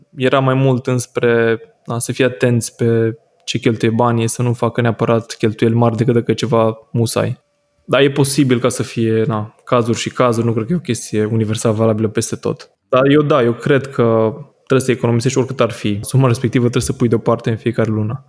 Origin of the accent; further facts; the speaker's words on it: Oradea, Bihor County, Romania; în partea asta a țării, în Norvesc, unde sunt eu din Oradea